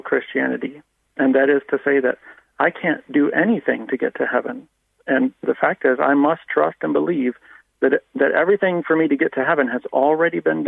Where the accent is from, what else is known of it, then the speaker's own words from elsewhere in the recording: United States; moved away as an adult; now in Ireland; I grew up in the Baptist Church in America